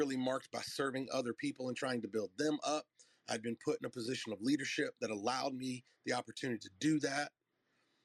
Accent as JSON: {"language": "English", "region": "North Carolina", "country": "United States", "moved": "yes", "said": "I'm from North Carolina"}